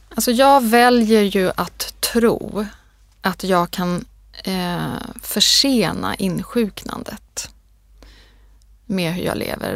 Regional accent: Sweden; jag är född i Sverige

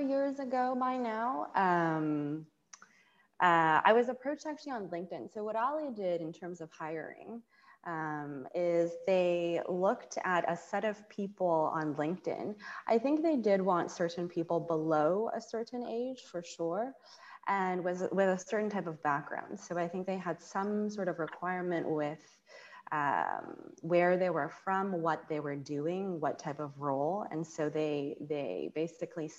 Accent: Canada; accent: very American; also born or lived in United States; now in China; I spent a lot of time in Canada before working and studying in the US

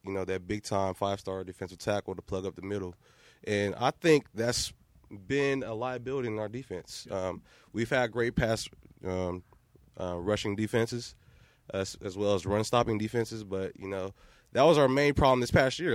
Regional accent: Columbus, Ohio, United States; I'm from Columbus, Ohio, Northside Columbus. I grew up a Ohio State fan, right down the street from uh, the Ohio, Ohio State University campus

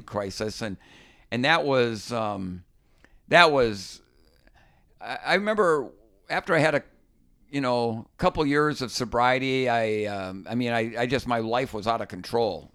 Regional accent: Minnesota, United States; When I grew up fishing in Minnesota, ice fishing, it was sitting on a five-gallon bucket

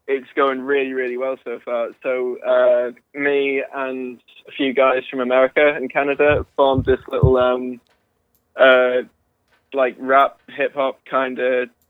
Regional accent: United Kingdom; so I'm like I'm the only one from the UK

